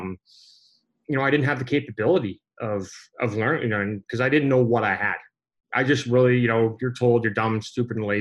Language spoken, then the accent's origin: English; Canada; growing up in Canada